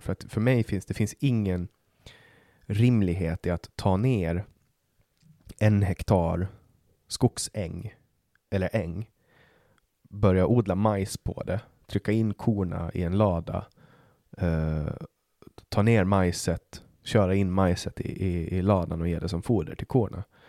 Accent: Åland, Finland; now in Sweden; Jag kommer ju från Åland som är en autonom region i Finland

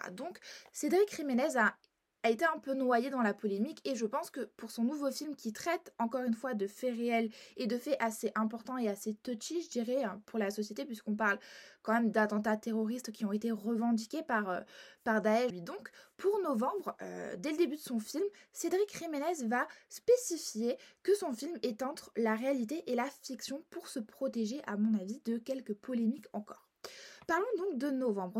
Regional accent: Marseille, Provence-Alpes-Côte d'Azur, France; je suis marseillaise

